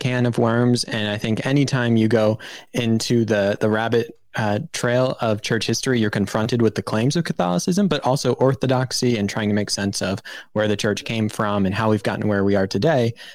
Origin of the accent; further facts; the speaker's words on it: Maryland, United States; growing up in Maryland